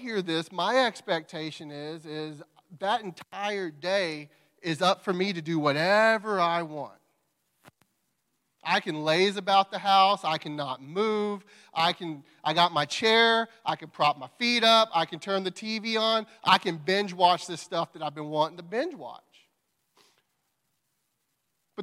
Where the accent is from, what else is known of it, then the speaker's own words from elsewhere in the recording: Crockett, United States; moved away; We're from Crockett. We grew up in Crockett.